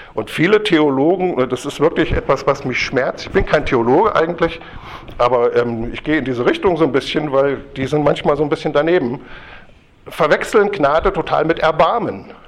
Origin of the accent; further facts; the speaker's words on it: Kassel, Hesse, Germany; ich komme ja aus Kassel